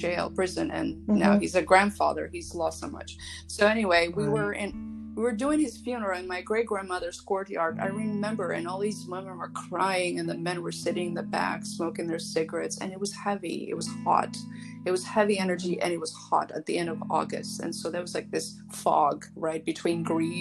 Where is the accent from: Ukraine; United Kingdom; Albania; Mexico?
Albania; Shkodër, Shkodër County; now in United States; I was born in Albania, Shkodër, Albania, and I've been living in the United States since 1992